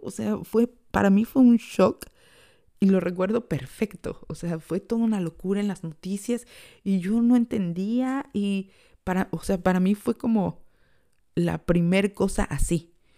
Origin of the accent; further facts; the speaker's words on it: Mexico; moved away as an adult; now in Ireland; yo que vengo de México